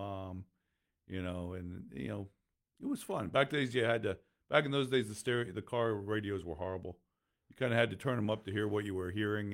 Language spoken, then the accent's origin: English; Lehigh Valley, Pennsylvania, United States; I'm from the Lehigh Valley